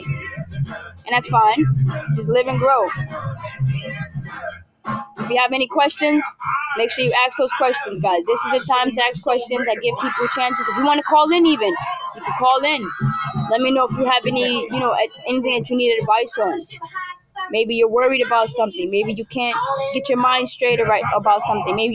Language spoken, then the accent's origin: English; New York City, New York, United States; I am from New York. I am from the BX, the Bronx